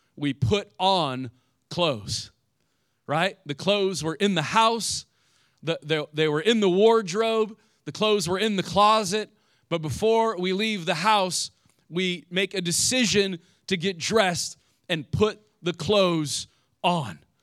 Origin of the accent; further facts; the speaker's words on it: Indiana, United States; moved away; I grew up in the Midwest, and I don't know what Ohio was like, but in Indiana